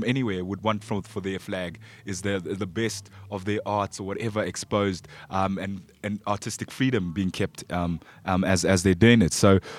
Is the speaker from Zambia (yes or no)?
yes; Zambia; I'm African. You know, I'm from Zambia